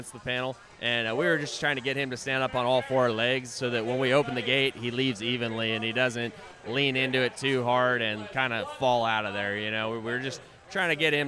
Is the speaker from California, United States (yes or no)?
yes; Moorpark, California, United States; moved away as an adult; now in New Mexico, United States; I was born in New Mexico, raised in Ventura County in Moor Park, and then actually I just moved back to New Mexico this year